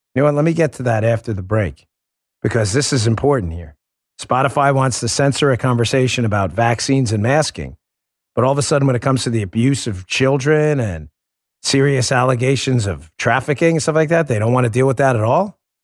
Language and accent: English; New York City, New York, United States; I grew up in Glendale, Queens